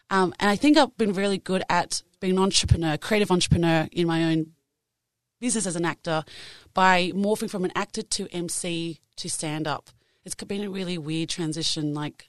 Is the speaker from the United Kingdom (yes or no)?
no; Australia; I am Asian Australian.